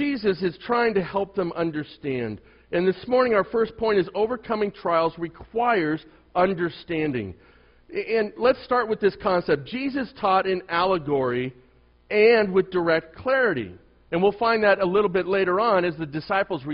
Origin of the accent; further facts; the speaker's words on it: United States; as an American